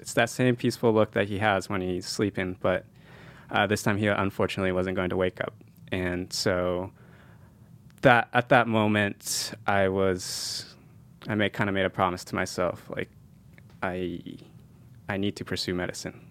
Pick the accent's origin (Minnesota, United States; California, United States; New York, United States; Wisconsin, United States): California, United States; San Jose; also born or lived in Japan; I moved here when I was three years old